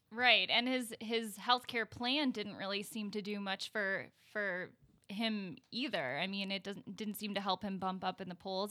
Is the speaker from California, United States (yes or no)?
no; Milwaukee, Wisconsin, United States; also born or lived in Illinois; I was born in Milwaukee, um, and I grew up going to, uh, public schools